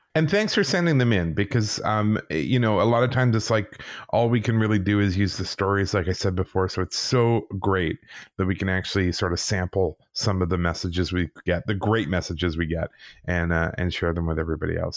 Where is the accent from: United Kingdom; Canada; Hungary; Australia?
United Kingdom; England; I was born in England.